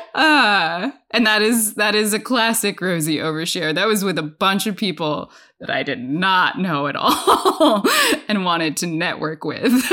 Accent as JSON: {"language": "English", "area": "Bay Area", "region": "California", "country": "United States", "moved": "yes", "lives_now": "Washington, D.C., United States", "said": "I'm from the Bay Area. I went to college there"}